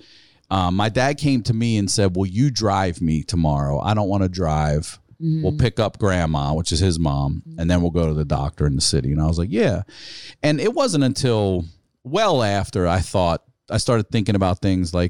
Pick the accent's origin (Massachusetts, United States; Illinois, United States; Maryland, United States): Maryland, United States; We're from Maryland